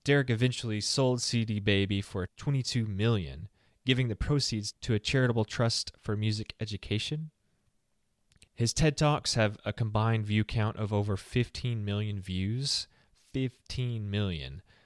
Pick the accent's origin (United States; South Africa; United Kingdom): United States; the South; I'm from the South